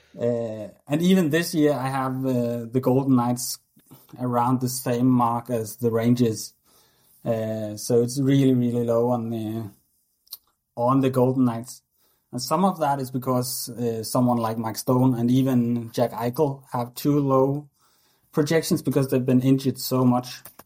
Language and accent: English; Denmark; I always played hockey growing up in Denmark